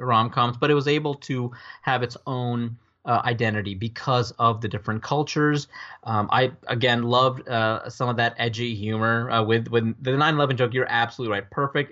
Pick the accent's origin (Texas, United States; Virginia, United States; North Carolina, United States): Virginia, United States; Northern; also born or lived in New Delhi, India; I grew up in Northern Virginia